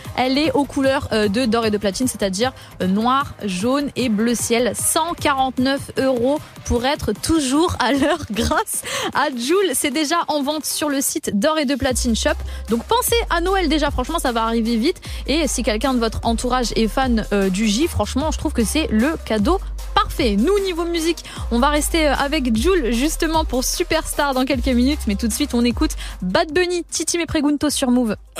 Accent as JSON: {"language": "French", "country": "Italy", "said": "je suis italienne"}